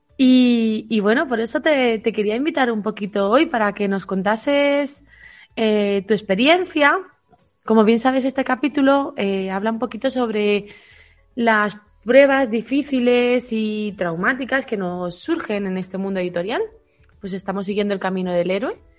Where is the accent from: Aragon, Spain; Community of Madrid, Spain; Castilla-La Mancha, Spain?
Castilla-La Mancha, Spain; yo soy manchega